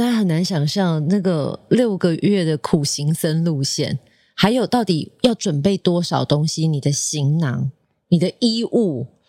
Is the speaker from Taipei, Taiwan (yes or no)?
yes; Taipei, Taiwan; 我也是台北人啊！